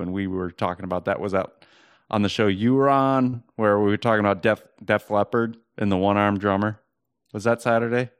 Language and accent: English; Cleveland, Ohio, United States; born or raised there